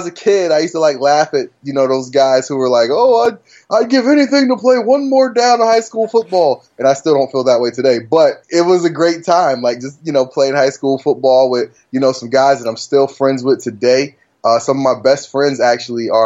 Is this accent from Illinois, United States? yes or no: no; New Haven, Connecticut, United States; also born or lived in Richmond County, North Carolina; when I was a kid, I grew up in rural North Carolina, Richmond County to be exact. And I lived down there until I was about like 10 years old. Then from the age of, you know, about 10 on up, I lived in New Haven, Connecticut.